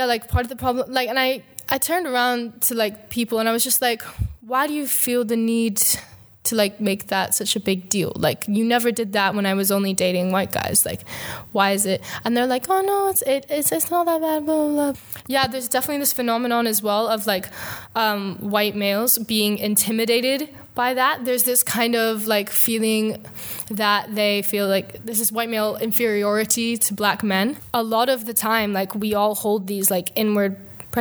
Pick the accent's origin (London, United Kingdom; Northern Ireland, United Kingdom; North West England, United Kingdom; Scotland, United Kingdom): Scotland, United Kingdom; I grew up in Scotland and most of my life, like say like 16 years passed